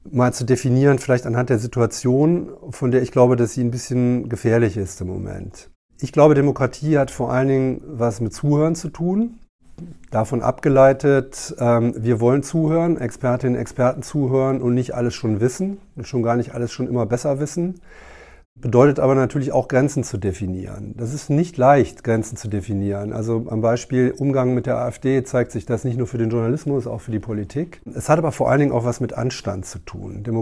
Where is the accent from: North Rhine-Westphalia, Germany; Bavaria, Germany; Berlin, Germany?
Berlin, Germany; und ich ja als Berliner nicht geneigt bin, die zu verraten